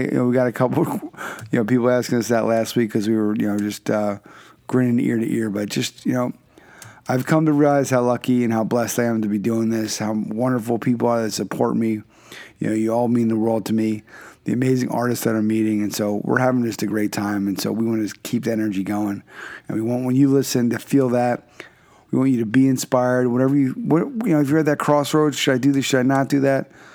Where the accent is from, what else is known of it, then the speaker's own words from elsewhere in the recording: Philadelphia, Pennsylvania, United States; moved away; I'm from originally from Philadelphia